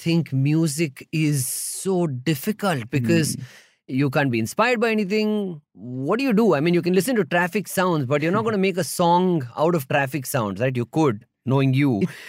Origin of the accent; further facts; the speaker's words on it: Bangalore, Karnataka, India; I mean, I'm from Bangalore. I know that.